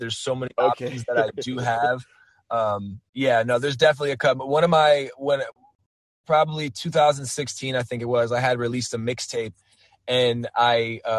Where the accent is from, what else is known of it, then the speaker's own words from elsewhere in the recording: East Coast, United States; you know, I'm an East Coast guy, so like, I grew up on New York hip hop and you know, East Coast hip hop.